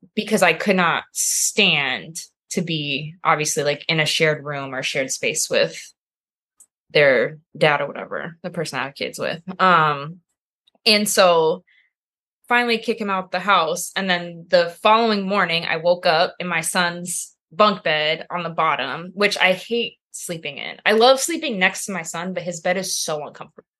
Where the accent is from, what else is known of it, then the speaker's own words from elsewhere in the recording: Temecula, California, United States; moved away as an adult; also born or lived in San Jose, California; now in Chicago, United States; I'm from California